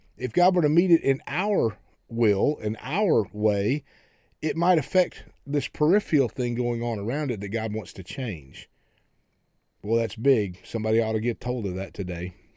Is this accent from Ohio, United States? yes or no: no; Oklahoma, United States; I grew up in Oklahoma